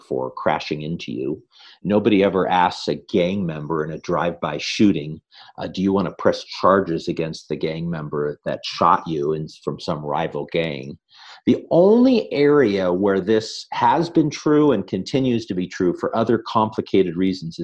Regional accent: Northern California, United States; now in San Diego, United States; I grew up in Northern California, grew up at a camp called Mount Hermon in the Santa Cruz Mountains

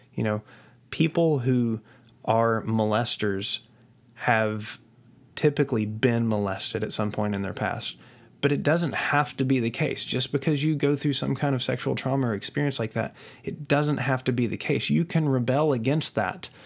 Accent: West Virginia, United States; I was raised in West Virginia in, uh, a small town in West Virginia

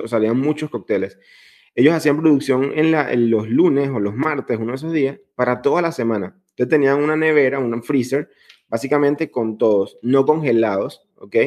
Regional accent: Venezuela; now in Italy; yo soy venezolano

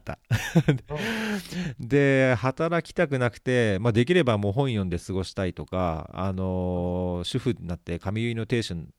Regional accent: Saitama, Japan; 僕も埼玉出身

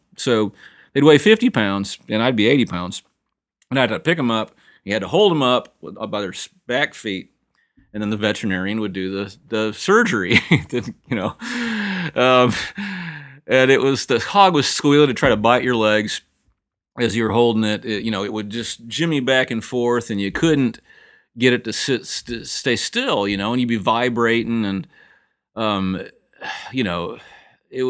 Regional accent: Sheffield, Illinois, United States; now in Nashville, United States; I grew up in the Midwest, Northern Illinois. My dad was a hog farmer. You know, it's been this family for a couple generations. Small town. It was incredible, you know. A place called Sheffield, Illinois.

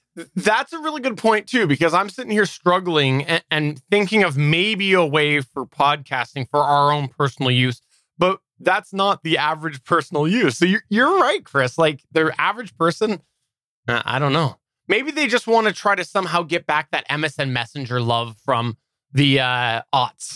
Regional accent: Canada; I am Canadian

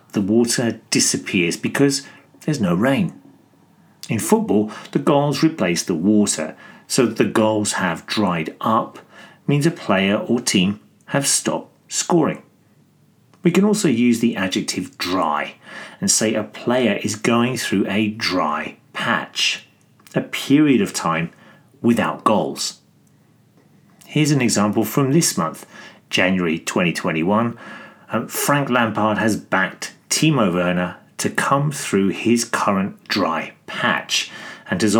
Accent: Greece; I'm from Greece.

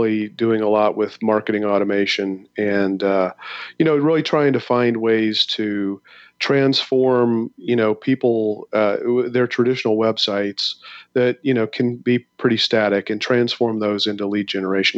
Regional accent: Midwest, United States; now in St. Louis, United States; I'm a Midwesterner

